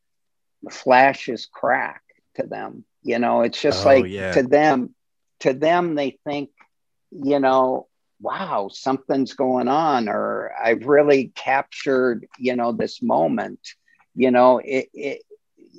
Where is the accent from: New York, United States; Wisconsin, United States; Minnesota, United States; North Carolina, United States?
Minnesota, United States; we're from Minnesota